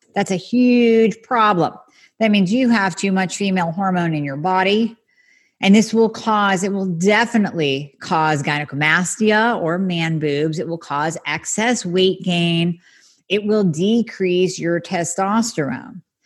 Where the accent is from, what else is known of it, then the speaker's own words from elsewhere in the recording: United States; I love being American, love my country